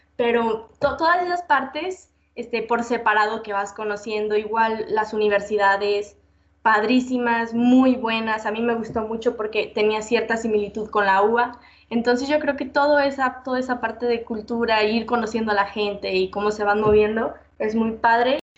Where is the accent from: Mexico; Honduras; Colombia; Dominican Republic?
Mexico; De México.